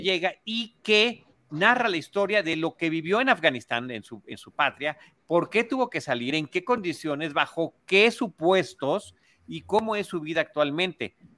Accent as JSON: {"language": "Spanish", "country": "Mexico", "said": "como mexicanos"}